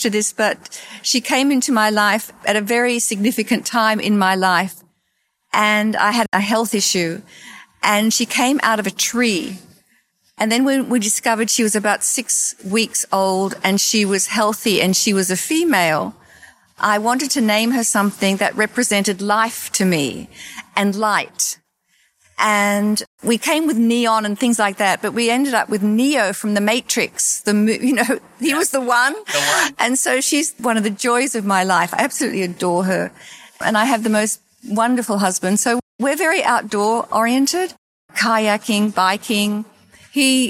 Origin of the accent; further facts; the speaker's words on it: Australia; moved away as an adult; also born or lived in New York City, United States; now in Florida, United States; I grew up in Australia, and I grew up with vast open spaces